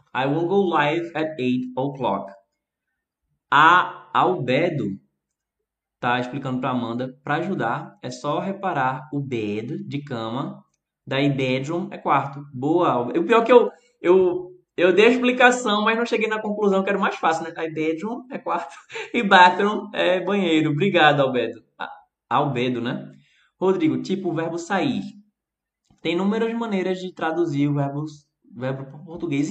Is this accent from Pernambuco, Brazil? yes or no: yes; Recife, Pernambuco, Brazil; Eu falo de um jeito e eu sou aqui do Recife, que é eu poderia dizer extremo nordeste